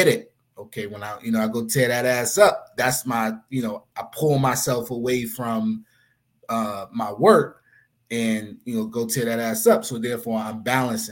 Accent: New York City, New York, United States; also born or lived in Philadelphia, Pennsylvania / The Bronx; My mom's moved to Far Rock when I was like 2 years old

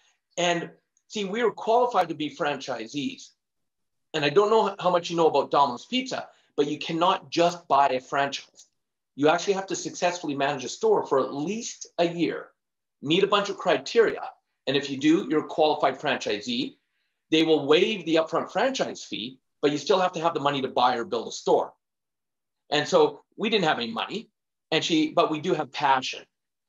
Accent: Canada; But growing up, I was born in Canada, born and raised, and in my family, because we barely made it by.

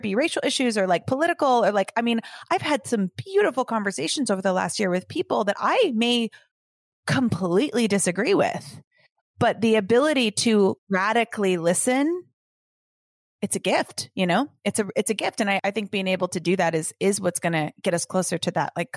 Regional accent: Los Angeles, California, United States; I grew up a dancer in Los Angeles

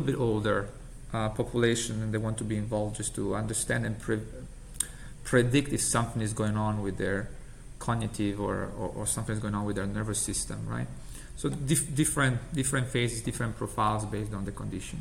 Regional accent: Italy; English is a second language; moved away as an adult; now in United States; as you can get from my accent, I'm originally from Italy

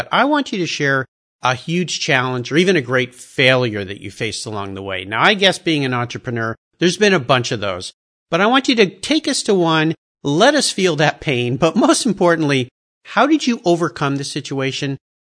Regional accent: Southern California, United States; when I was a little kid growing up in Southern California.

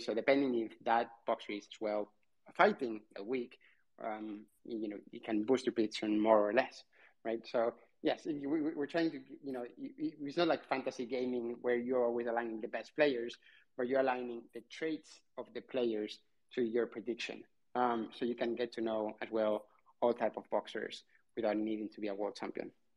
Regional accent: Barcelona, Catalonia, Spain; I'm from Barcelona

